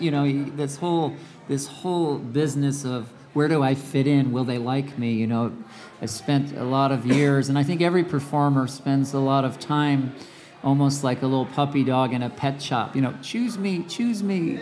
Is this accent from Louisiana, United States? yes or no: no; Cicero, Illinois, United States; also born or lived in La Grange, Illinois / Chicago; I grew up in Cicero, Illinois, and then our family later moved to Lagrange